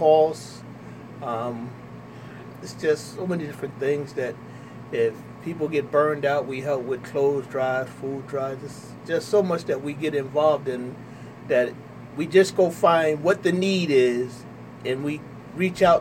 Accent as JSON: {"language": "English", "town": "Trenton", "region": "New Jersey", "country": "United States", "tie": "born or raised there", "said": "I'm born and raised here in the city of Trenton. I grew up in Wilbur Section, 200 block of Walnut"}